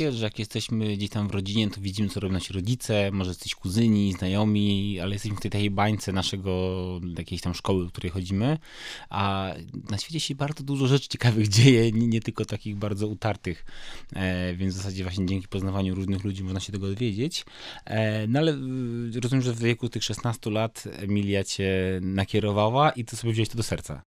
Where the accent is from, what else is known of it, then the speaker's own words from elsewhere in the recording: Wrocław, Lower Silesian Voivodeship, Poland; ja z Wrocławia